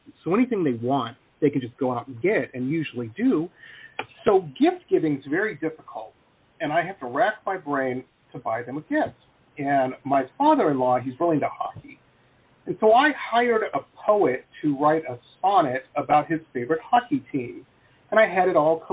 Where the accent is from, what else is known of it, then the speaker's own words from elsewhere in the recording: Detroit, Michigan, United States; moved away; I grew up in Detroit, so that's my basis of comparison to everything.